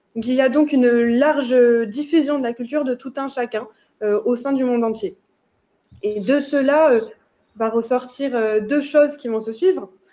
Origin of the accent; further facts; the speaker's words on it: France; en tant que Français